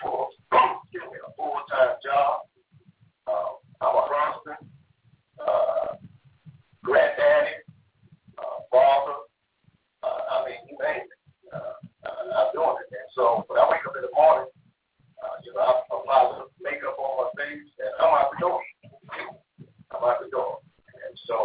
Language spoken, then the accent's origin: English; Muskegon, Michigan, United States; I'm from Muskegon, Michigan, which is a couple hours from Detroit